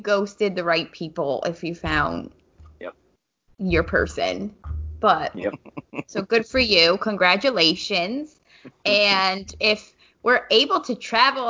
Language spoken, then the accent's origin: English; New Jersey, United States; now in South Jersey, United States; since I live down South Jersey, but I'm from North Jersey